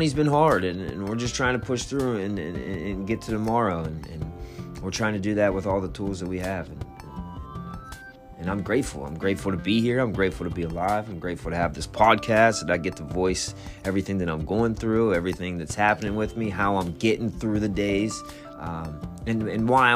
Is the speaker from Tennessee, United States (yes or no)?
no; Wheeling, West Virginia, United States; now in Morgantown, United States; my grandfather raised me, and he had an incredible name in my hometown in Wheeling